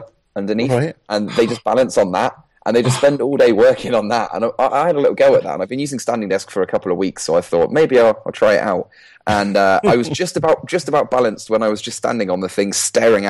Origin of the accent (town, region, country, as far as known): United Kingdom